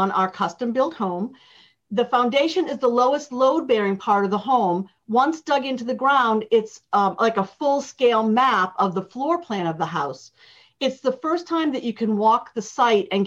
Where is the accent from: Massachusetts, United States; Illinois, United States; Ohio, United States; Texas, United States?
Massachusetts, United States; Boston; now in California, United States; I grew up in Boston on the East Coast, where homes had full basements underneath them